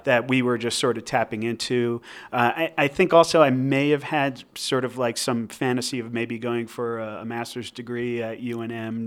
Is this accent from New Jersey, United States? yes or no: yes; New Jersey, United States; moved away as an adult; now in Albuquerque, United States; I grew up in New Jersey, um, and I was there until I was twenty-six years old.